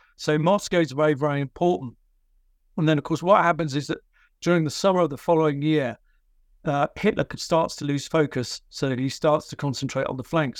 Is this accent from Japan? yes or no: no; United Kingdom; I'm a British military historian